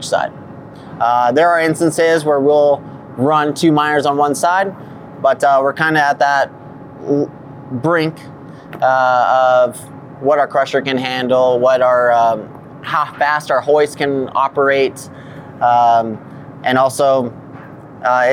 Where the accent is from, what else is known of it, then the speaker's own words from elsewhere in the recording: Las Vegas, Nevada, United States; moved away; also born or lived in South Dakota; I'm from Las Vegas, Nevada.